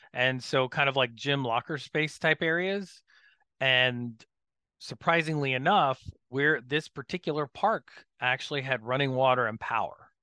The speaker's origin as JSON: {"language": "English", "region": "Florida", "country": "United States", "tie": "born or raised there", "said": "I grew up in Florida"}